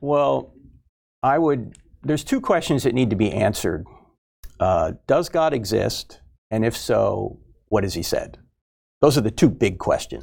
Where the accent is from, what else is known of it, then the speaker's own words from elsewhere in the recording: New Jersey, United States; I was brought up in New Jersey, so I was Catholic